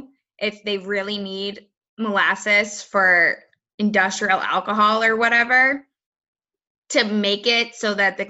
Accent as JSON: {"language": "English", "area": "outside of Boston", "region": "Massachusetts", "country": "United States", "tie": "born or raised there", "said": "growing up outside of Boston"}